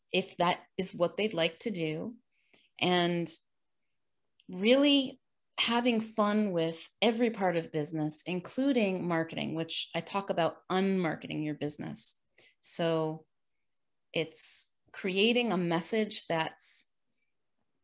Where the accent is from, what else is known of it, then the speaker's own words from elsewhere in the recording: New York, United States; now in Sarasota, United States; I'm originally from New York, the state, not the city